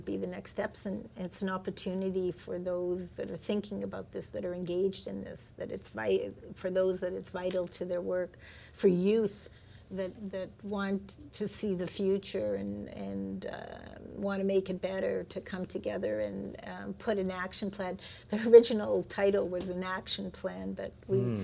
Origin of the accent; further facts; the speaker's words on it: Winnipeg, Manitoba, Canada; I grew up in Winnipeg